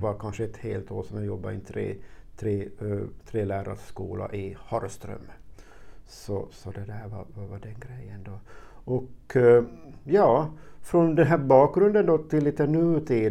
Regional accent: Närpes, Ostrobothnia, Finland; also born or lived in Karlskoga, Sweden; jag är född i Sverige, Karlskoga. 62, och familjen flyttade sen tillbaka hit till Finland 67 och till en by som heter Pörtom och gick sen i, i högstadie och gymnasium i, i, i Närpes.

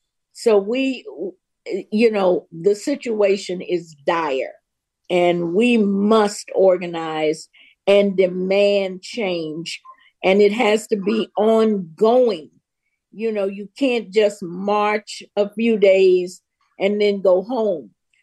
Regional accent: Memphis, Tennessee, United States; moved away as an adult; also born or lived in Laurel, Mississippi; I grew up in Memphis. I grew up during the Jim Crow era, when there were no Black cops.

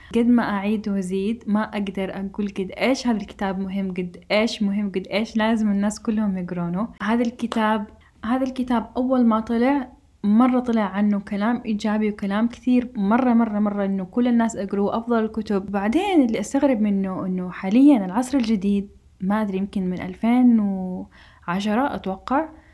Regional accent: Saudi Arabia; إحنا كمجتمع سعودي

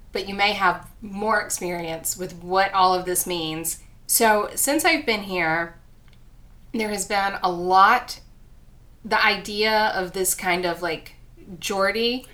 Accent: US South, United States; accent: southern; my southern accent

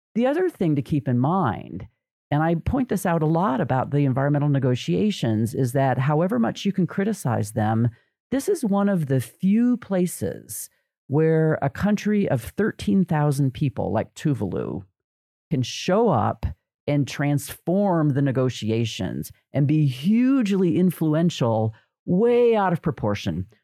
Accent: United States; as an American

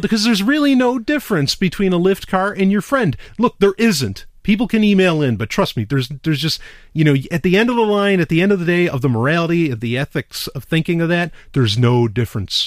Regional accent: New York City, New York, United States; moved away; I grew up in New York City

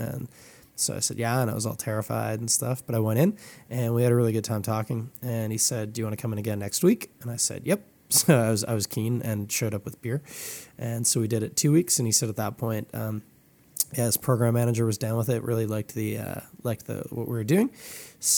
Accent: Toronto, Ontario, Canada; I grew up in Scarborough

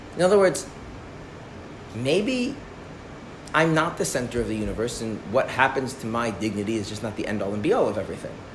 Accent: Minnesota, United States; I'm from Minnesota

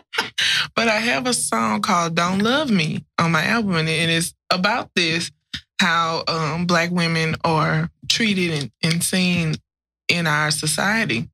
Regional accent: Grambling, Louisiana, United States; I grew up in Grambling, which is a college town

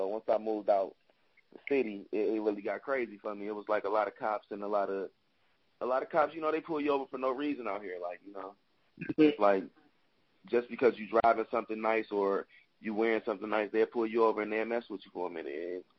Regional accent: Detroit, Michigan, United States; moved away as an adult; I'm from Detroit

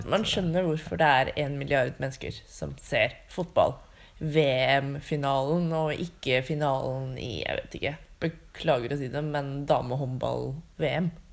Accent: Drammen, Buskerud, Norway; jeg er fra Drammen

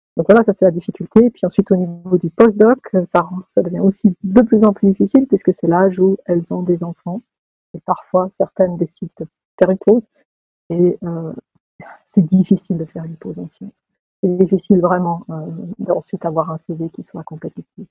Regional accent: Lausanne, Vaud, Switzerland; moved away as an adult; also born or lived in Edinburgh / California; Je suis née d'un papa italien et d'une maman française qui se sont rencontrés à Lausanne. J'y ai fait mes études euh, mes premières

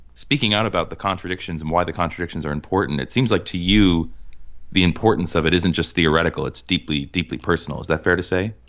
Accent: Cambridge, Massachusetts, United States; I grew up in Cambridge, Massachusetts.

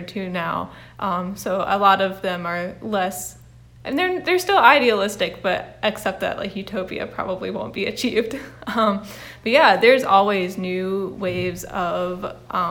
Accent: Piedmont area of North Carolina, United States; moved away as an adult; also born or lived in Oklahoma; now in Kentucky, United States; I grew up in the Piedmont area of North Carolina

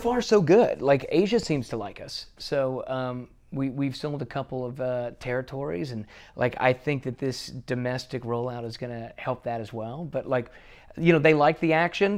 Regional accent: Bossier City, Louisiana, United States; moved away; I grew up in Bossier City, and, uh, Shreveport is our big city right next door

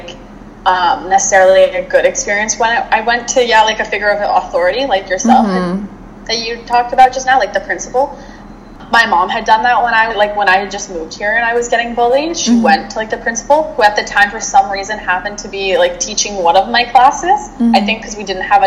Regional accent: Regina, Saskatchewan, Canada; now in Ottawa, Canada; I was born in Regina, Saskatchewan. Right now I currently live in Ottawa, Ontario, but growing up in a very rural neighborhood

